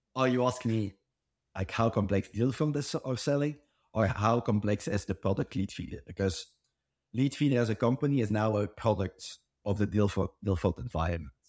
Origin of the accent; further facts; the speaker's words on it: Belgium; I'm from Belgium